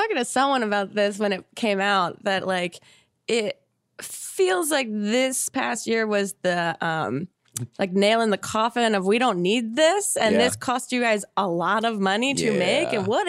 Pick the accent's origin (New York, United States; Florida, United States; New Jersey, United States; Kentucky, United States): New Jersey, United States; I'm from South Jersey